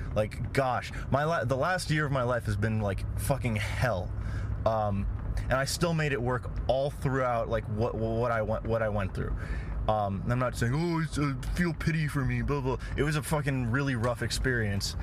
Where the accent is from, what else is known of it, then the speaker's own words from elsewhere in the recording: Los Angeles, California, United States; I was raised in Los Angeles.